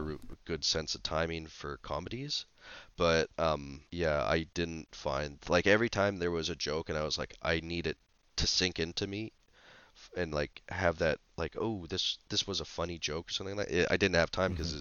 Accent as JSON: {"language": "English", "country": "Canada"}